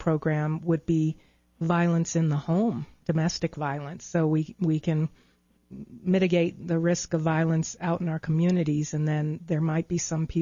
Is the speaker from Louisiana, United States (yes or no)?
no; Long Island, New York, United States; I grew up in New York on Long Island and would ride the Long Island Railroad into Manhattan